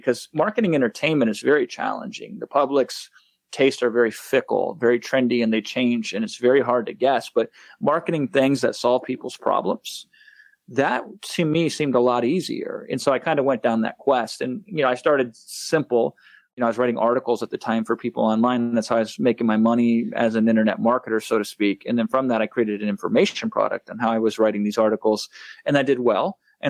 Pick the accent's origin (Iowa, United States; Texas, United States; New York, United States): Iowa, United States; moved away as an adult; now in Los Angeles, United States; I am a 35-year-old man that still thinks he's a small-town Iowa boy because I grew up in the Midwest until like 3 years ago, moved out to here. I'm in Los Angeles now, but I've always kind of kept that Midwest values.